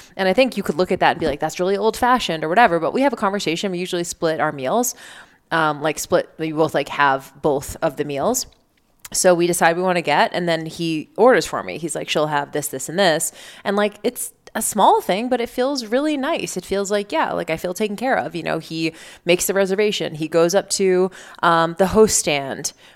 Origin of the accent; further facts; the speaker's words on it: Boston, Massachusetts, United States; I grew up in Boston